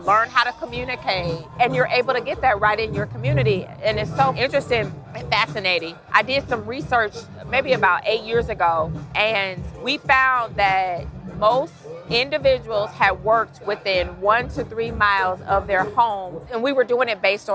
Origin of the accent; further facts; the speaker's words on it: Chicago, Illinois, United States; I'm from Chicago